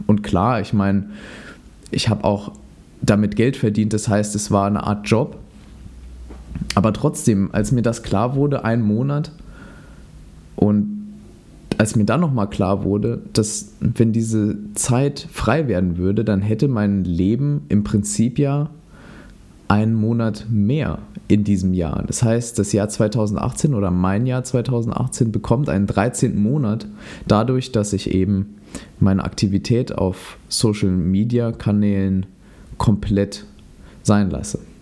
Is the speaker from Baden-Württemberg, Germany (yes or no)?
no; Saarland, Germany; in meiner Heimat im Saarland